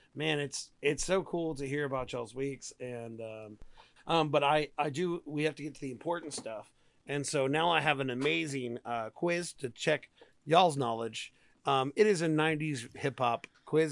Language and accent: English; Texas, United States; I'm a Texan.